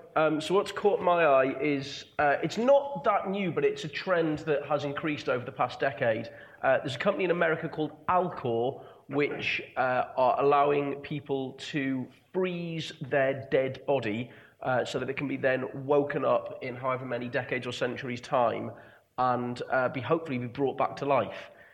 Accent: England, United Kingdom; speaking as an Englishman

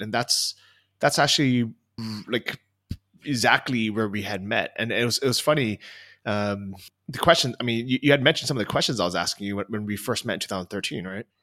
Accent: California, United States; moved away as an adult; also born or lived in Los Angeles, California / Thailand; now in Chiang Mai, Thailand; I grew up in California

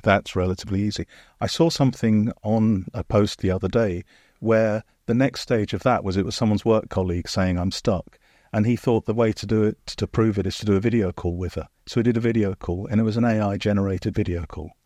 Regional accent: United Kingdom; especially as a Brit

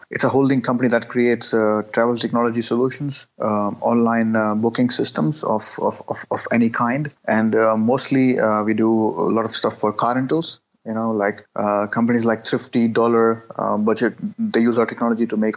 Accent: Karachi, Sindh, Pakistan; English is a second language; I'm born and raised in Karachi

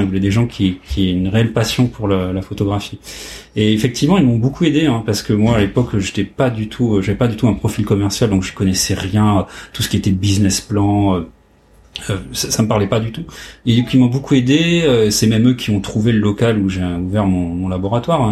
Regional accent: Compiègne, Hauts-de-France, France; je suis né euh, dans l'Oise, à Compiègne

